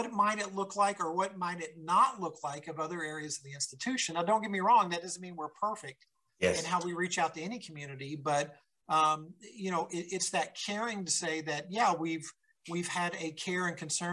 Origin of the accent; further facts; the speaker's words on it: Kentucky, United States; growing up in Kentucky